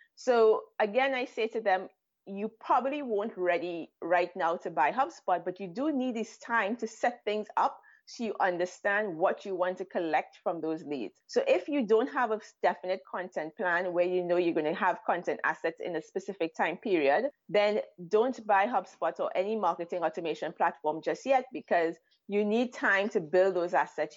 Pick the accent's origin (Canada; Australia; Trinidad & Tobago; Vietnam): Trinidad & Tobago; moved away as an adult; now in Israel; I'm originally from Trinidad and Tobago